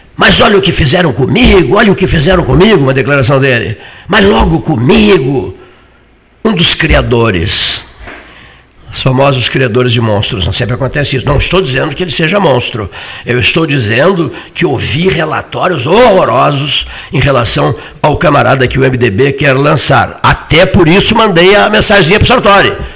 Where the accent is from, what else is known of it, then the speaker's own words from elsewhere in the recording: Cerrito, Rio Grande do Sul, Brazil; Eu sou lá do Cerrito